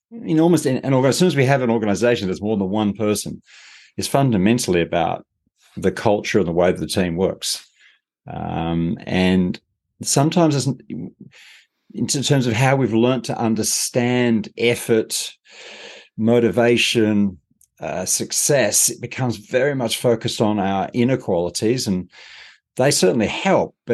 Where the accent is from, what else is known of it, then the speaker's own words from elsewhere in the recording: Australia; now in Europe; I'm Australian.